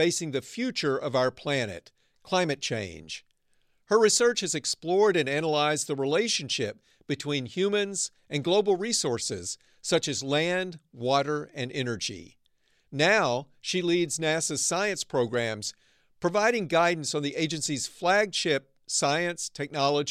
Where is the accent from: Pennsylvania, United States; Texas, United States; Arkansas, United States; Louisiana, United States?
Arkansas, United States; now in Northern California, United States; I grew up in Arkansas. Now I live and work in the innovation heartland of Northern California